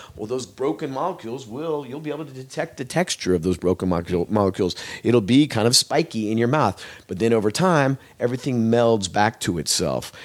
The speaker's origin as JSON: {"language": "English", "town": "Eugene", "region": "Oregon", "country": "United States", "tie": "born or raised there", "moved": "as an adult", "lives_now": "Los Angeles, United States", "said": "I come from Oregon. I grew up in the Eugene Springfield area of Oregon"}